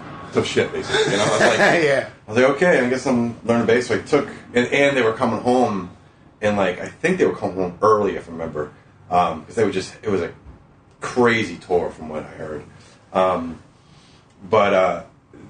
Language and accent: English; Maine, United States; moved away; also born or lived in Boston; grew up in Maine, in a tiny little town, 1,100 people